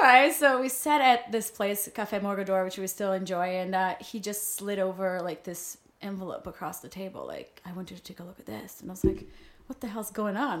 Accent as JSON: {"language": "English", "region": "Rio de Janeiro", "country": "Brazil", "tie": "born or raised there", "also_born_or_lived": "New York", "second_language": "English", "moved": "as an adult", "lives_now": "Los Angeles, United States", "said": "I was born and raised in Brazil"}